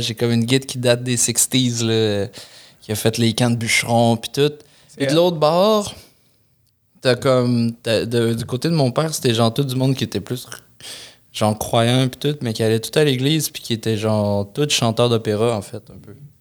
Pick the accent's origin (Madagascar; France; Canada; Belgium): Canada; Lévis, Quebec; je venais de Lévis pendant longtemps